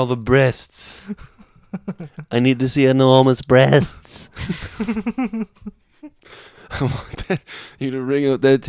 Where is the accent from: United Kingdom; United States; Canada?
Canada; I am Canadian